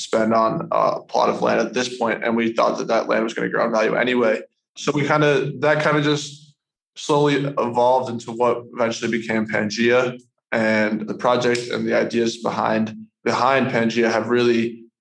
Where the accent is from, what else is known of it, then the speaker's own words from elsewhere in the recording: United States; I'm from the States